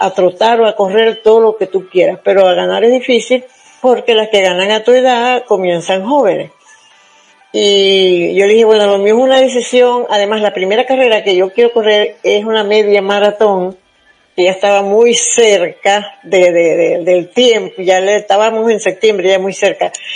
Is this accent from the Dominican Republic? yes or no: no; Zulia, Venezuela; moved away; el estado donde yo nací, en el estado Zulia